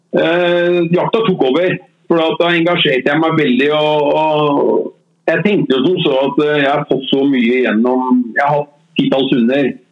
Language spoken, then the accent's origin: Norwegian; Oslo, Norway; Jeg er Oslo-gutt. Født og oppvokst på Grorud.